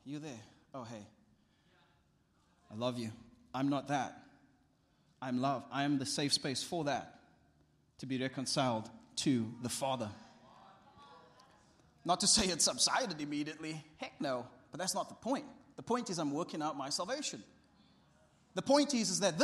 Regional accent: South Africa; my family and my life as a South African

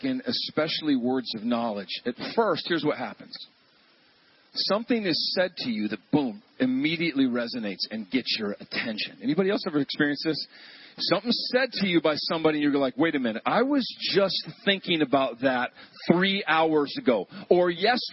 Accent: United States; I love being an American

